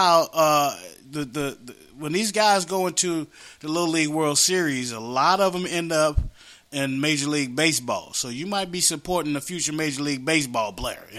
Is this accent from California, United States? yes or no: no; West Virginia, United States; moved away; We grew up together in West Virginia.